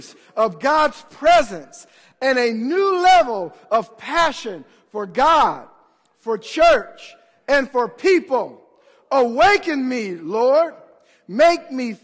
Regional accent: United States; I'm an American

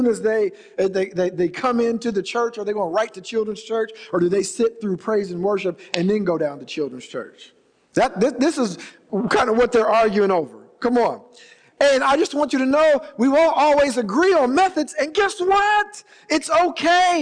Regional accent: Ohio, United States; moved away; also born or lived in Indianapolis, Indiana; I'm from Ohio originally.

